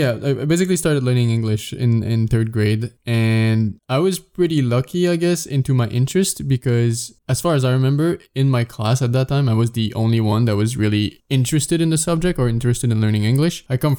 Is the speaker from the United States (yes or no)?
no; Sherbrooke, Quebec, Canada; Well, not because my hometown's not a small village, like in any sense of the word. It's pretty big.